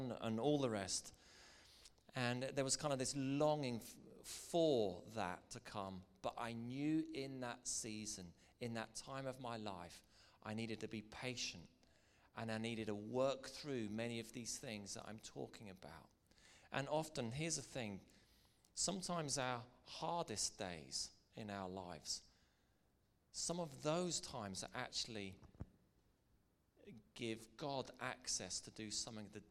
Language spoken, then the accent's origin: English; Northern Ireland, United Kingdom